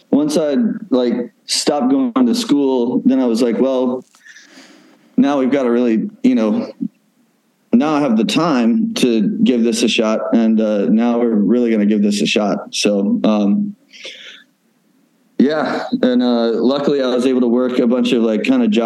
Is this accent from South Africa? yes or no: no; Oxford, Mississippi, United States; Ole Miss, which is like in my hometown